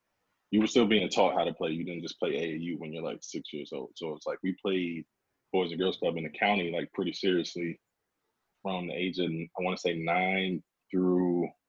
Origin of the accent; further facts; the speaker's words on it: Fort Washington, Maryland, United States; moved away as an adult; now in Los Angeles, United States; Born and raised in Maryland, Fort Washington to be exact, is where I spent the majority of my formative years. Let's see, moved out here into 2014.